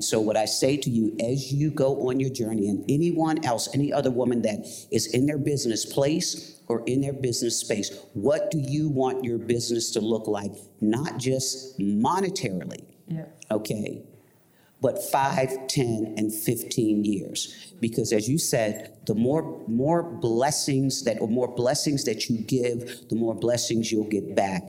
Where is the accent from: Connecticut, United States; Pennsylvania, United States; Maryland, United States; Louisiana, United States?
Maryland, United States; Baltimore; I'm from Baltimore.